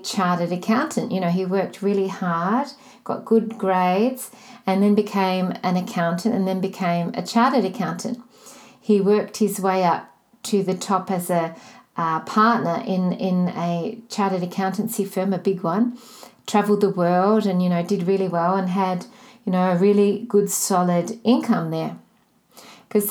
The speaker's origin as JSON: {"language": "English", "town": "Melbourne", "region": "Victoria", "country": "Australia", "said": "I'm from Melbourne, Australia."}